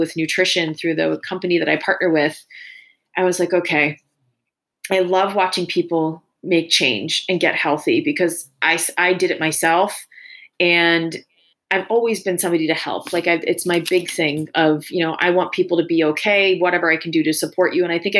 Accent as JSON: {"language": "English", "region": "New York", "country": "United States", "tie": "born or raised there", "said": "we grew up in New York"}